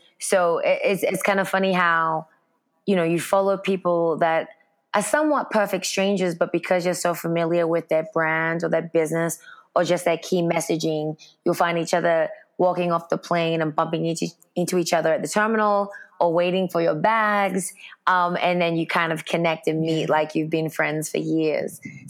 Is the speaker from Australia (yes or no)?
yes; Sydney, New South Wales, Australia; also born or lived in Brooklyn; now in California, United States; But I grew up in Sydney, Australia, so I definitely consider myself an Aussie.